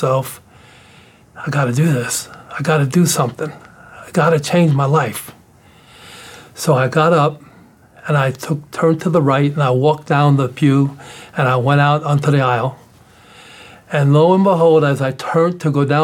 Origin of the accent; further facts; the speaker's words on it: New York City, New York, United States; I'm from the South Bronx